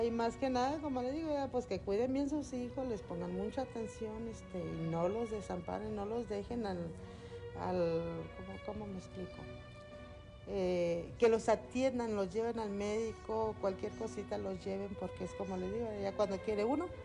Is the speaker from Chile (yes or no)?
no; Parras, Coahuila, Mexico